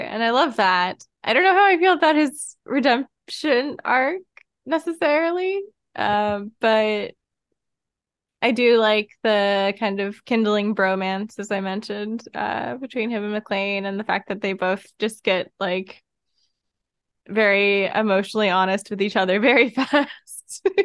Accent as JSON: {"language": "English", "country": "United States", "said": "as an American"}